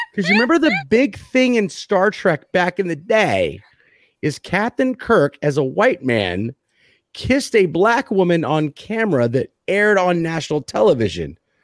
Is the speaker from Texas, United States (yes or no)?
yes; Texas, United States; I'm from Texas